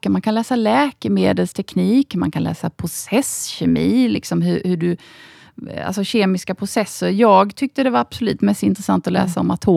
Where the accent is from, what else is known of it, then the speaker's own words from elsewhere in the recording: Osby, Skåne, Sweden; en eh, liten by som heter Osby. Ja. Eh, hade en väldigt eh, fridfull och trevlig uppväxt där.